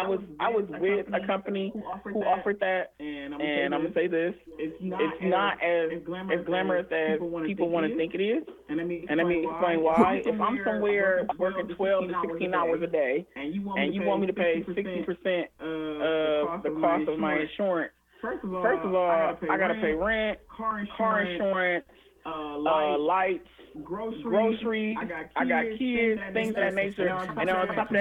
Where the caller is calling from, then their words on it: Toledo, Ohio, United States; I am calling from Toledo.